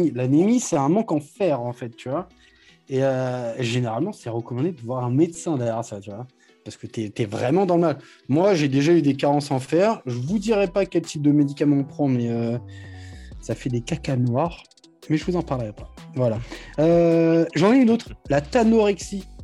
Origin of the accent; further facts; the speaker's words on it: France; Je, peux, pas, connaître. Moi, je viens de, de, de la France.